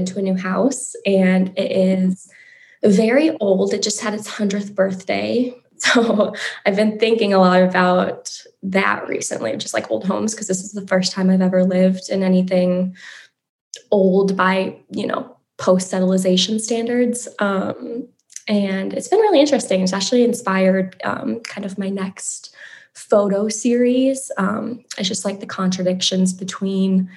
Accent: Prairie Island, Minnesota, United States; now in Cottage Grove, United States; I'm Bedewakanton Dakota from Prairie Island, and I am joining you from Cottage Grove.

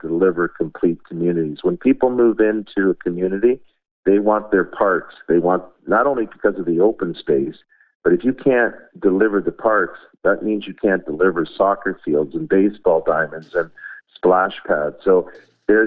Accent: Markham, Ontario, Canada; I grew up in Markham

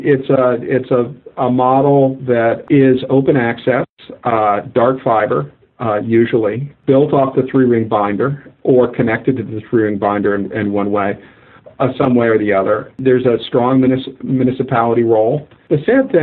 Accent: Maine, United States; moved away as an adult; also born or lived in Cambridge, Massachusetts; I am from Maine

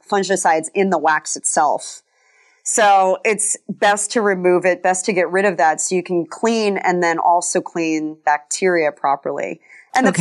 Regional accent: Colorado, United States; kind of a tree hugger growing up in Colorado

